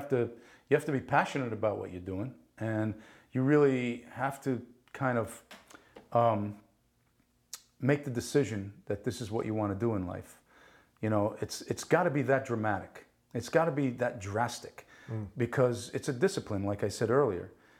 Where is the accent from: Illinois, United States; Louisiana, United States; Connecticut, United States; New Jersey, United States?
New Jersey, United States; Paterson; first language Italian; English is a second language; also born or lived in Naples, Italy; I grew up in Paterson, New Jersey. There weren't many avenues to get out of that place